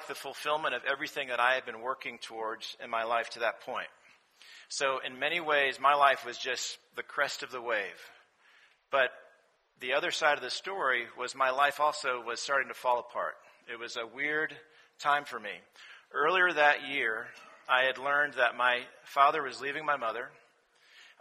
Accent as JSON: {"language": "English", "town": "Rye", "region": "New York", "country": "United States", "also_born_or_lived": "Washington, D.C. / North Carolina", "moved": "as an adult", "lives_now": "Atlanta, United States", "said": "I'm originally from Rye, New York. It's a small town outside of New York City"}